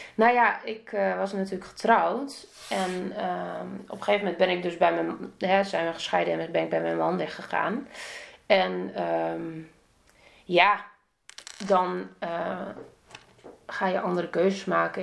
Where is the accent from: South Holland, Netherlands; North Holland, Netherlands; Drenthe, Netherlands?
Drenthe, Netherlands; Emmen; moved away as an adult; also born or lived in Assen; ik kwam uit Emmen